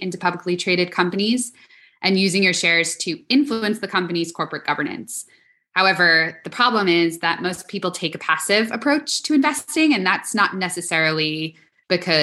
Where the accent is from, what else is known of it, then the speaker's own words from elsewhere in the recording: New York, United States; I am born and raised in New York.